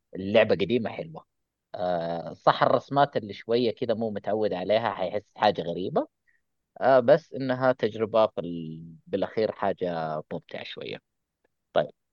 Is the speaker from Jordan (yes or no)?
no; Saudi Arabia; عندنا في السعوديه